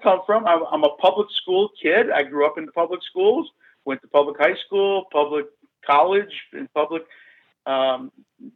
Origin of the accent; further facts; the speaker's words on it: Calumet City, Illinois, United States; I grew up in Calumet City, Illinois